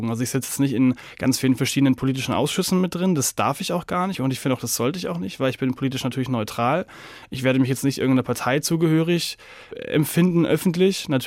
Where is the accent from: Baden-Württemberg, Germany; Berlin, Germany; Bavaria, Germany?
Bavaria, Germany; Nuremberg; born there; Ich komme gebürtig aus Nürnberg, habe da eben viel miterlebt und habe da auch schon sehr viel in Kulturzentren gearbeitet